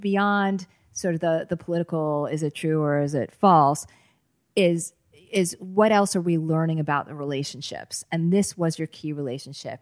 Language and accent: English; Boston, Massachusetts, United States; I grew up in the Boston area